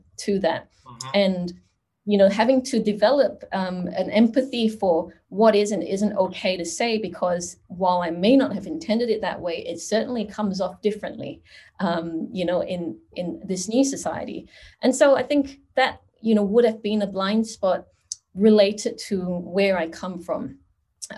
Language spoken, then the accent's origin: English; Singapore; moved away as an adult; now in Australia; And so I am from Singapore. I grew up in Singapore and came to Australia almost 20 years ago